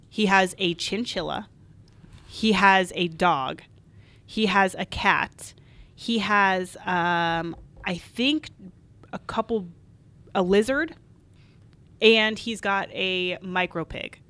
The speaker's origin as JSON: {"language": "English", "region": "Arizona", "country": "United States", "tie": "born or raised there", "also_born_or_lived": "Colorado Springs / Oklahoma City", "moved": "as an adult", "lives_now": "Chicago, United States", "said": "I grew up in Arizona"}